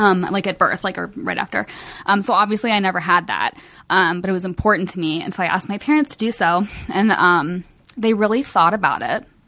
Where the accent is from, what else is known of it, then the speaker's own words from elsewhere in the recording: Cincinnati, Ohio, United States; moved away as an adult; also born or lived in Kentucky; now in Los Angeles, United States; I'm from Cincinnati. Um, I, like, I, Kentucky is my home, um, and I lived there the last ten years.